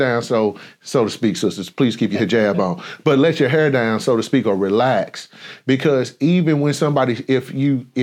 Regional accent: St. Louis, Missouri, United States; I grew up in St. Louis, Missouri

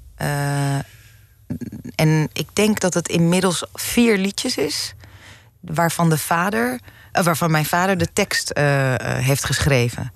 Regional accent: Zaandam, North Holland, Netherlands; also born or lived in Amsterdam; ik ben eh, geboren in Amsterdam, mhm. opgegroeid in Zaandam

